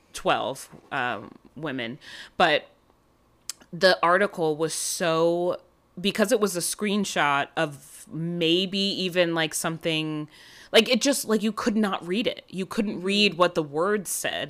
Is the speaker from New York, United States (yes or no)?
yes; New York, United States; born or raised there